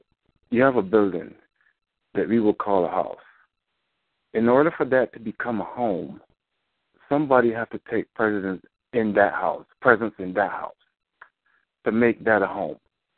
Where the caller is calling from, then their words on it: Chicago, Illinois, United States; I'm calling from Chicago.